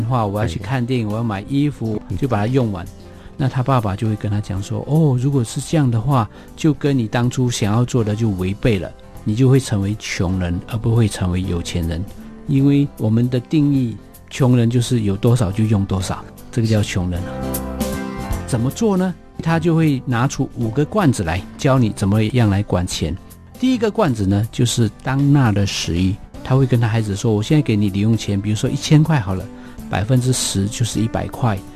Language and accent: Chinese; Myanmar; moved away; 我是出生在这个地方，啊。可能有人知道，这个地方就是缅甸